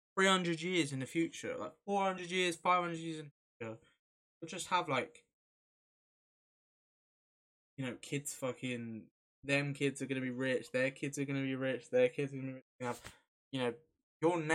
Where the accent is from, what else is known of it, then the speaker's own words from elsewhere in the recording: England, United Kingdom; we're English